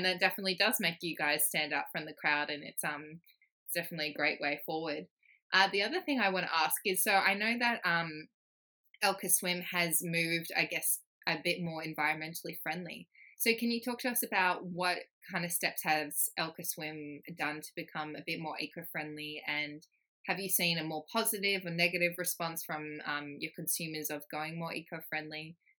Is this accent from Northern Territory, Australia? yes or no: no; Sydney, New South Wales, Australia; growing up in Sydney's Northern Beaches